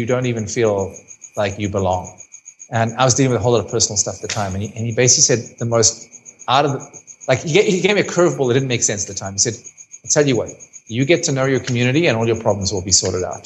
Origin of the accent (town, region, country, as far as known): South Africa